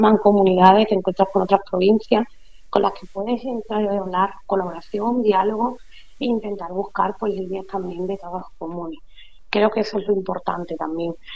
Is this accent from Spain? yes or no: yes; La Janda, Andalusia, Spain; Yo también soy de la Janda